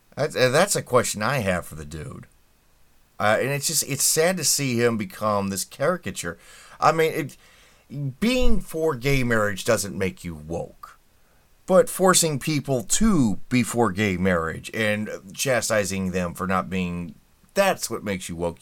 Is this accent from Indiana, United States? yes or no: yes; Indianapolis, Indiana, United States; I'm from Indianapolis